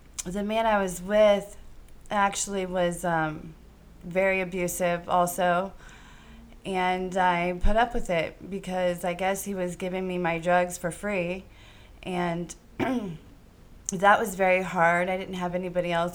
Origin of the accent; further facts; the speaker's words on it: Green, Ohio, United States; I was born in Green, Ohio